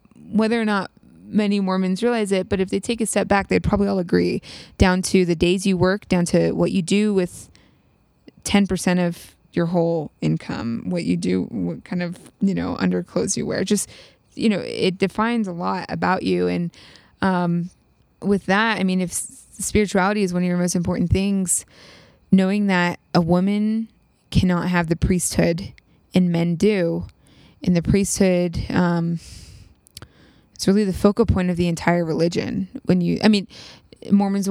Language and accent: English; East Coast, United States; also born or lived in Utah; I'm from the East Coast.